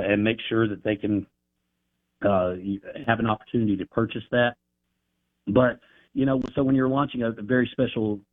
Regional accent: Marion, North Carolina, United States; I'm out of Marion, North Carolina, just a little tiny town

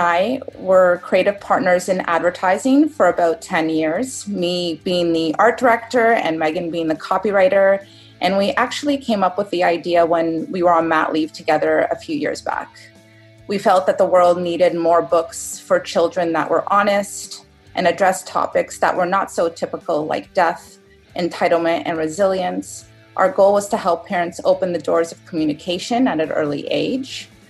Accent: Toronto, Ontario, Canada; I'm from Toronto, Canada

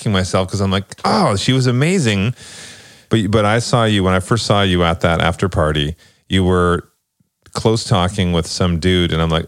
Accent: Toronto, Ontario, Canada; I'm from Toronto.

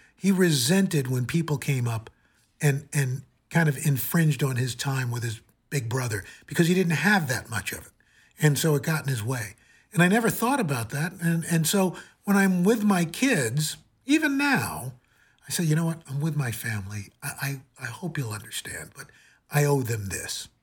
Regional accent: New York City, New York, United States; also born or lived in Cleveland; I'm a kid from Queens

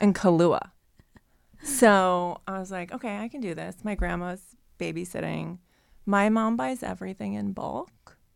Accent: Ohio, United States; now in Los Angeles, United States; growing up in Ohio

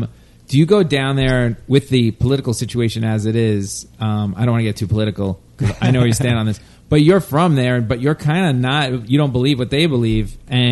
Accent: Long Island, New York, United States; moved away; I'm from Long Island

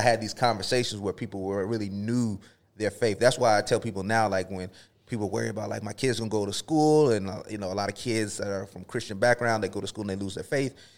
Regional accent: the South, United States; moved away as an adult; also born or lived in Florida / Texas; I grew up in Florida and Texas

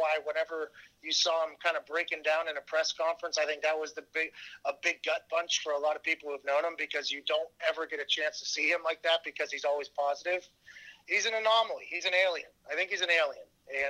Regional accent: Pittsburgh, Pennsylvania, United States; accent: Yinzer; moved away; growing up in Pittsburgh, you are taught that Cleveland is the worst place on earth.

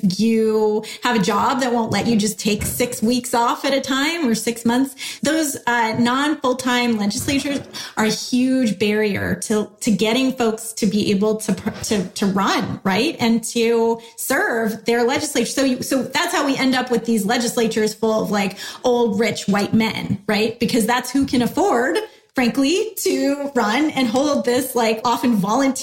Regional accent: California, United States; I grew up in California, and I don't really even remember learning about my state legislature in school

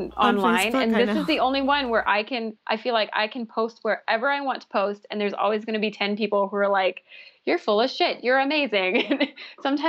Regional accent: Canada; I'm Canadian and that's our Dunkin' Donuts here

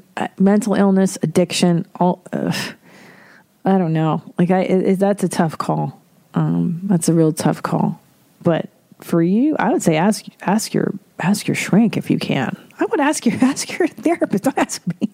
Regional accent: Windsor, Ontario, Canada; I am an Ontario person too. I'm from Windsor

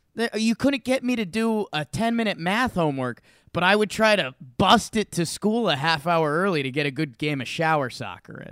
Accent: Northeast, United States; now in Denver, United States; I'm from the Northeast

